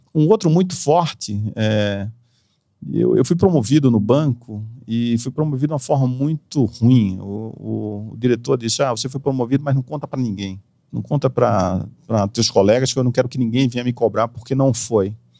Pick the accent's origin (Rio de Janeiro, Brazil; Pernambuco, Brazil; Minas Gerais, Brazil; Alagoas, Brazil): Pernambuco, Brazil; Recife; moved away as an adult; also born or lived in Walnut Creek, California, United States; now in São Paulo, Brazil; eu nasci na Califórnia, Walnut Creek, sou californiano, americano, de passaporte americano e voltei para Recife com um ano e meio. Então eu me considero pernambucano